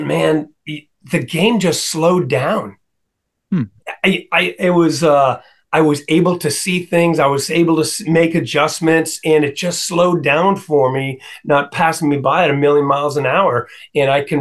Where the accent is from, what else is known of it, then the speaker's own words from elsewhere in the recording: Pacifica, California, United States; moved away as an adult; now in Vienna, Virginia, United States; Pacifica, California, where I grew up just outside San Francisco